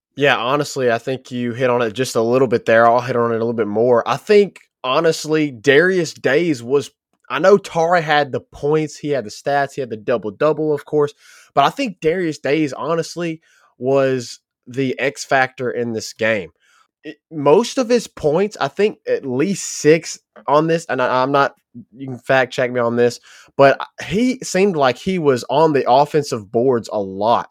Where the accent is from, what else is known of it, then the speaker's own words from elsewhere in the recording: near Memphis, Tennessee, United States; we were born and raised near Memphis